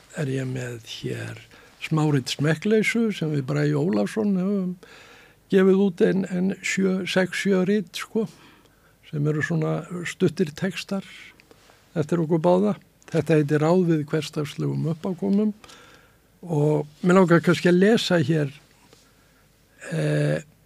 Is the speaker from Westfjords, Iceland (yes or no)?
no; Reykjavík, Capital Region, Iceland; Ég fættur og uppalinn í bakhúsi við Bergstæðastrætið